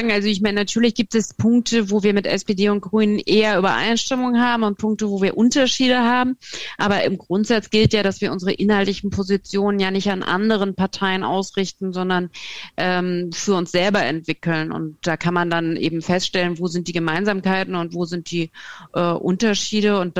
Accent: West Germany, Germany; Also ich bin selber ja auch Wessi.

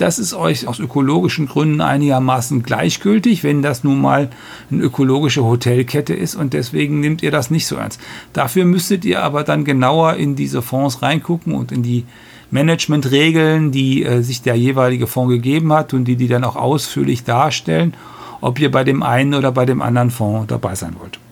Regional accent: North Rhine-Westphalia, Germany; moved away; ich komme aus der Landwirtschaft und äh, am Niederrhein, wo, wo meine Eltern leben und mein Bruder

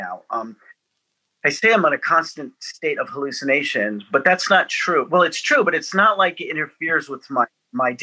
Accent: Atlanta, Georgia, United States; I'm from Atlanta, Georgia

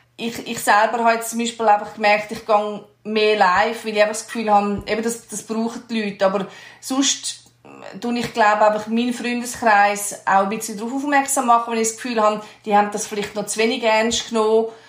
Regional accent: Switzerland; wir uns als Schweizer

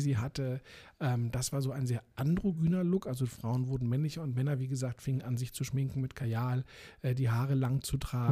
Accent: Berlin, Germany; Ich bin ja in Eichkamp dann aufgewachsen

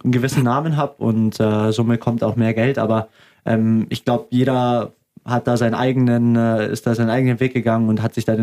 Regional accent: Augsburg, Bavaria, Germany; Ähm, na, also ich bin Augsburger durch und durch mhm. und äh, ich liebe es hier zu spielen und es war immer mein Traum.

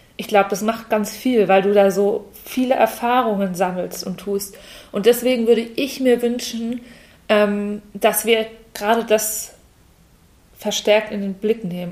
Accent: Walldorf, Germany; ich komme eigentlich aus Waldorf

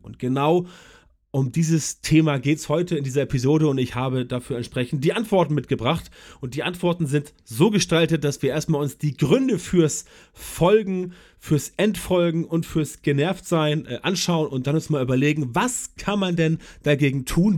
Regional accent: Germany; bei uns in Deutschland

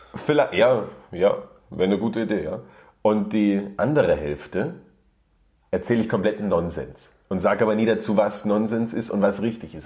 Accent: Germany; now in Austria; ich komme äh, ursprünglich aus, aus Deutschland und wohne jetzt auch schon sogar 15, nein, 16 Jahre schon in Österreich.

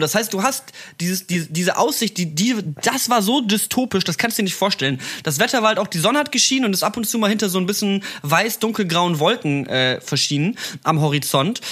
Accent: Berlin, Germany; ich bin aus Berlin

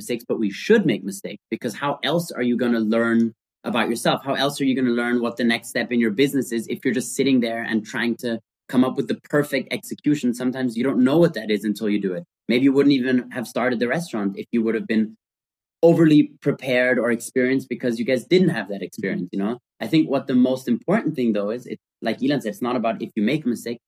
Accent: Austria; we grew up in Austria

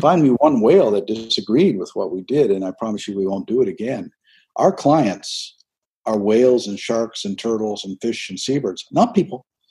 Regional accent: St. Andrews, New Brunswick, Canada; moved away; I was raised in an Eastern Canadian fishing village

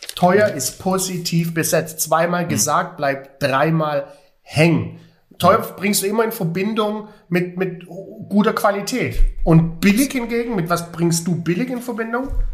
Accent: Stuttgart, Baden-Württemberg, Germany; Stuttgart City, Doch. meine Heimat

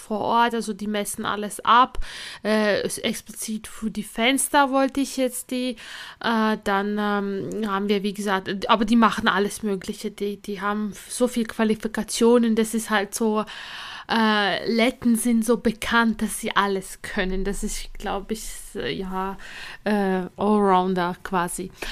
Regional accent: Latvia; now in Germany; ich komme ja ursprünglich aus Lettland

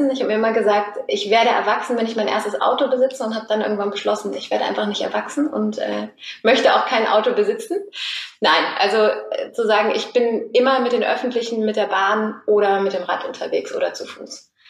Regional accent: Cologne, North Rhine-Westphalia, Germany; Ähm, wir sind ja jetzt hier gerade in Sürth. Ich komme aus der Kölner Innenstadt.

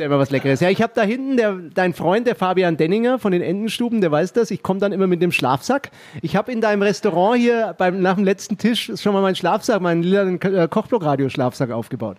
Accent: Nuremberg, Bavaria, Germany; in meiner Heimatstadt

